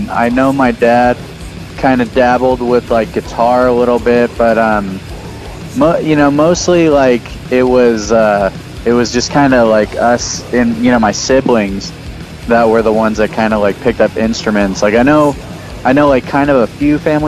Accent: San Jose, California, United States; also born or lived in Oakland; I was born and raised there, and I moved to Oakland when I was 21, and then I moved back when I was 25. I've mostly been in San Jose.

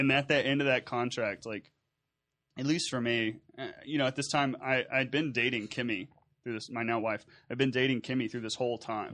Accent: Nederland, Texas, United States; my background growing up in Southeast Texas and Nederland

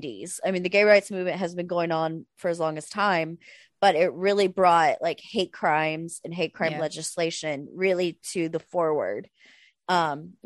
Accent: rural Arkansas, United States; somebody from rural Arkansas

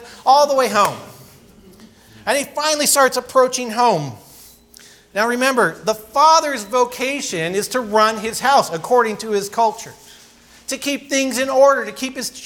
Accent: California, United States; I grew up in California skateboarding and surfing and all the sort of typical things

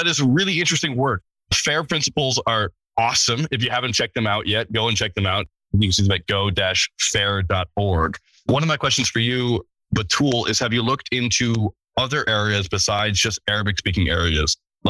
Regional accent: United States; So speaking as an American

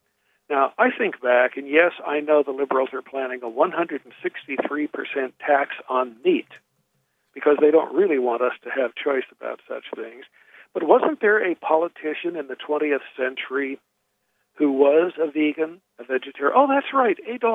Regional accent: California, United States; I'm a Californian. I'm about 50 miles from the border now as we speak.

